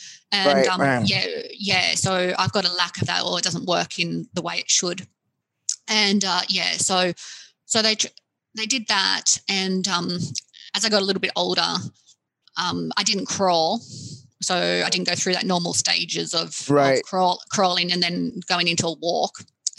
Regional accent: Australia; So I'm Australian and lived here all my life, born

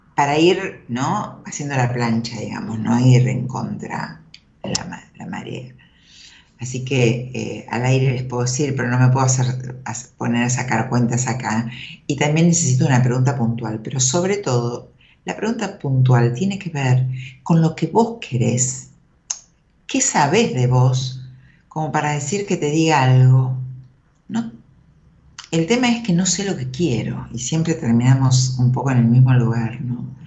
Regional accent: Merlo, Buenos Aires Province, Argentina; moved away as an adult; me crié ahí, viví hasta los 20. Nací en Capital. Después viví en Marlo hasta los 20

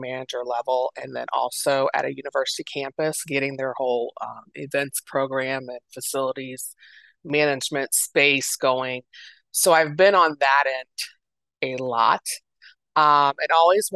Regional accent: Dayton, Ohio, United States; moved away as an adult; now in Columbus, United States; I'm originally from the Dayton area, which is like an hour west of Columbus, but I've been in Columbus for over 20 years

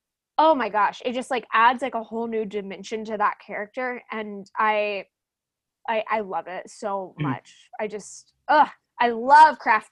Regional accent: Oklahoma, United States; accent: Oklahoma; my Oklahoma accent won't let me say her name quite right

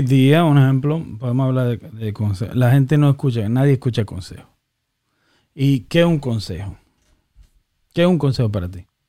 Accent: Dominican Republic; now in United States; creciendo en República Dominicana

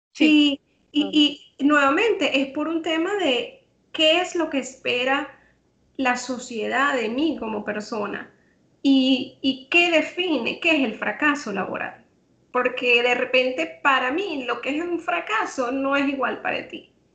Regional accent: Venezuela; moved away as an adult; now in Trinidad and Tobago; yo soy venezolana

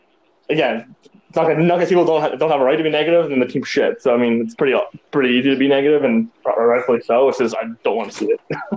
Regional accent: Pembroke, Ontario, Canada; I was born in Pembroke. It was about an hour and a half from Ottawa

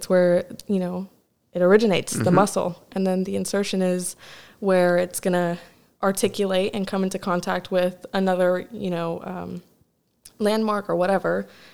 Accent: Tampa, Florida, United States; moved away as an adult; So I'm from Tampa, so I'm planning on going back to Tampa.

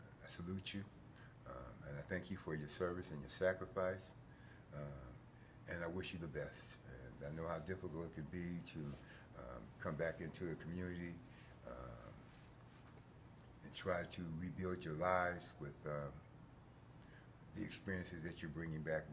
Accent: Akron, Ohio, United States; I'm from Akron, Ohio. It's a little northeast Ohio, right outside of Cleveland. Grew up in a small town

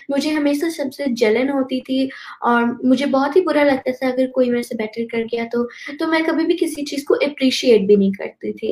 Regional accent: Texas, United States; Hindi is a second language; I am 11 years old और मैं Texas USA से हूँ

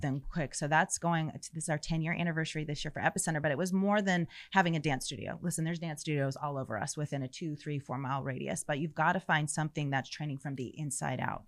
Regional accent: St. Petersburg, Florida, United States; moved away as an adult; also born or lived in Orlando / Tampa; now in Texas, United States; I was born and raised in Florida. I was born in Saint Pete, raised in Florida my whole life until God called us to Texas when I was thirty-six years old

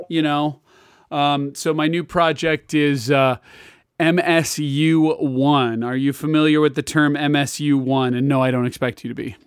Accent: Kansas, United States; I'm from Kansas

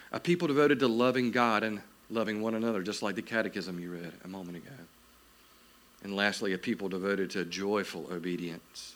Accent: South Georgia, United States; I am from South Georgia

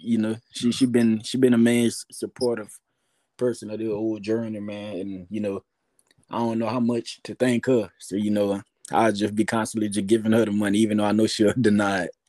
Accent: Louisiana, United States; I'm from Louisiana

